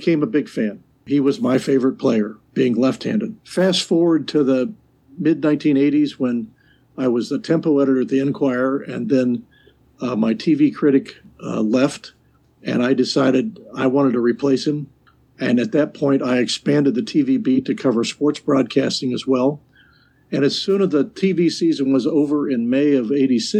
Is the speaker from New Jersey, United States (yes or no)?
no; Middletown, Ohio, United States; now in Fairfield, United States; I grew up in Middletown.